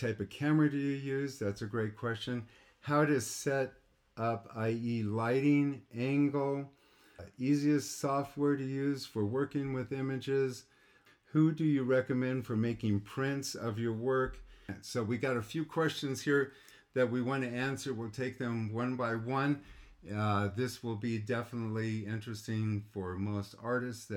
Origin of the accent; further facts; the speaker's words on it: United States; I grew up in Lake Tahoe